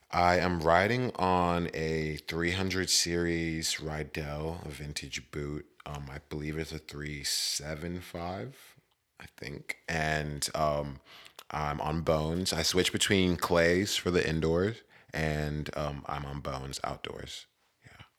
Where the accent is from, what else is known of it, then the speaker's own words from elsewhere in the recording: West Virginia, United States; moved away as an adult; also born or lived in Maryland / San Diego; now in California, United States; I was born in Maryland, and I grew up in West Virginia